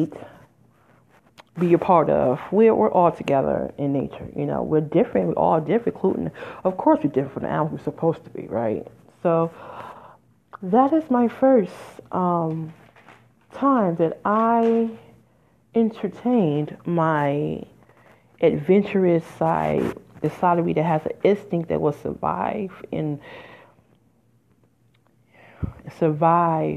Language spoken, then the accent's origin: English; Midwest, United States; moved away; I'm from the Midwest originally. I have lived there in 20 years